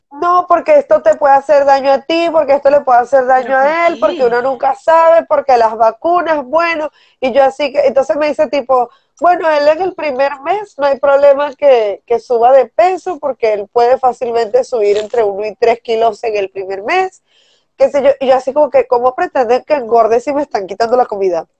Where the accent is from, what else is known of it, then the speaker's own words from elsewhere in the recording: Venezuela; moved away; está uno acostumbrado como venezolano